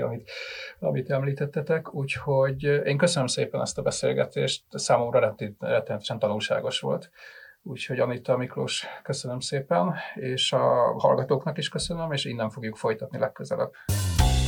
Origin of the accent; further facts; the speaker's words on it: Budapest, Hungary; én nem voltam soha se falusi fiú, se falusi lány, hanem én ugye ilyen, ilyen budapesti gyerek vagyok